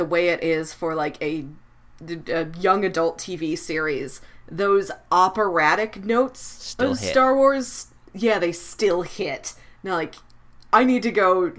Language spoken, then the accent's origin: English; Missouri, United States; my home state of Missouri